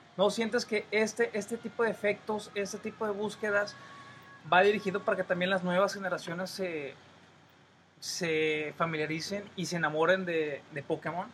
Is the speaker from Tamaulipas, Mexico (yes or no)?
yes; Tampico, Madero and Altamira, Tamaulipas, Mexico; somos los habitantes de Tampico, Madero y Altamira